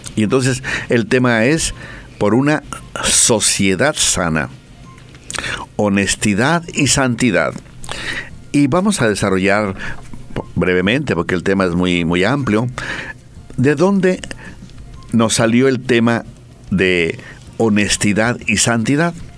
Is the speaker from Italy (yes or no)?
no; Mexico; now in Bolivia; En mi tierra